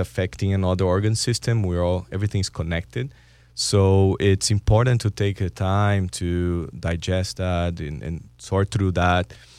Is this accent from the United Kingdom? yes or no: no; Brazil; moved away; I'm from Brazil